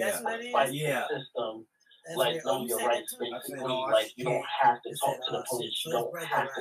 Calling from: New York City, New York, United States; calling out of the Bronx, New York.

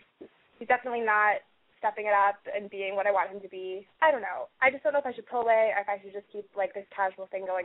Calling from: Montana, United States; I'm calling from Montana.

